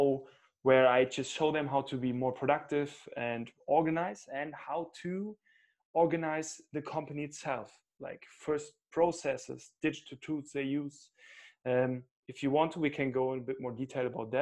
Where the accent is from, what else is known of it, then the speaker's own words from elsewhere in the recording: Cologne, North Rhine-Westphalia, Germany; now in Munich, Germany; Originally, I'm more from the West, from Cologne